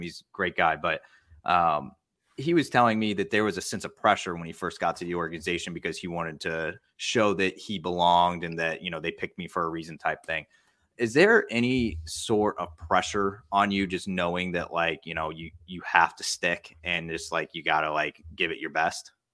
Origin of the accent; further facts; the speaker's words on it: Midwest, United States; I grew up in the Midwest